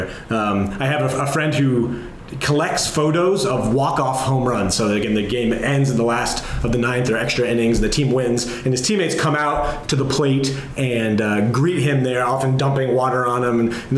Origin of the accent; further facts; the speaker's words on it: New Jersey, United States; where I grew up in New Jersey